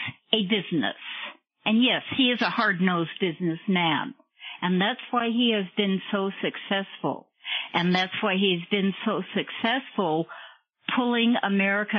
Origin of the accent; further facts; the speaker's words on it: Southern California, United States; I was born and raised in Southern California